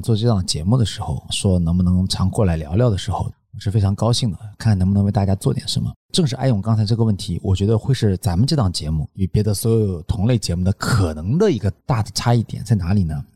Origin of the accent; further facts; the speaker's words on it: China; 我们中国人